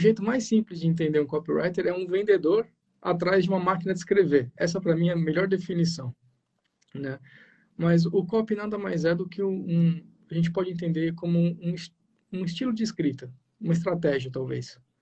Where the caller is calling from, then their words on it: Ubatuba, São Paulo, Brazil; eu falo de Batuba, né? São Paulo, litoral norte de São Paulo aqui